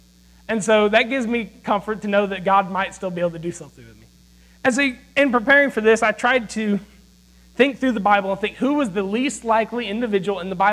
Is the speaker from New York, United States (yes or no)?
no; Greenville, South Carolina, United States; I'm from Greenville, South Carolina. There in Greenville, I'm a pastor's son